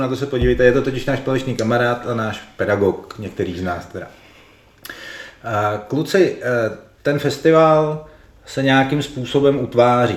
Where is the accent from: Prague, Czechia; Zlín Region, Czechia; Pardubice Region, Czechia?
Prague, Czechia; accent: Prague speech (praština); jsme všichni z Prahy, tak nám diváci naši praštinu asi odpustí